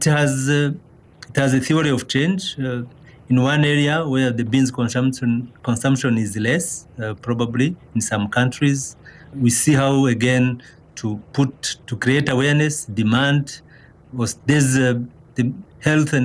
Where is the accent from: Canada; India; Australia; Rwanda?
Rwanda; I'm from Rwanda originally